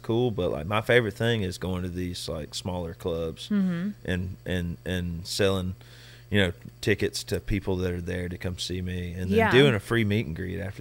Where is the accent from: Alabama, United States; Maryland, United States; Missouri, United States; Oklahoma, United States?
Alabama, United States; Rock the South, which is in my home state